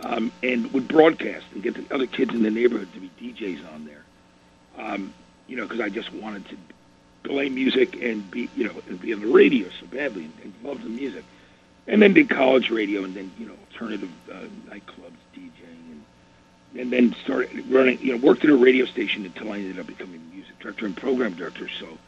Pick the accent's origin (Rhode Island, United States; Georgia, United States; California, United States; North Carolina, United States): Georgia, United States; Athens; born there; and I was born in Athens, Georgia, so, you know, where they started.